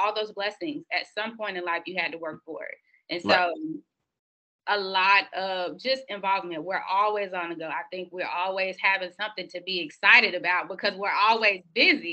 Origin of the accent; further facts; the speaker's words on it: Miami, Florida, United States; moved away as an adult; now in Tallahassee, United States; born and raised in Miami, the oldest of three children, came from Miami to Tallahassee